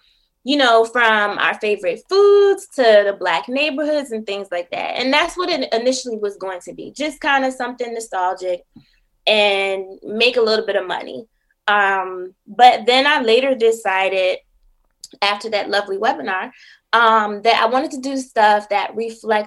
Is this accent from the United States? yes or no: yes; Buffalo, New York, United States; moved away as an adult; also born or lived in Syracuse, New York / Washington, District of Columbia, United States / Prince George's County, Maryland; now in Philadelphia, United States; I'm originally from Buffalo, New York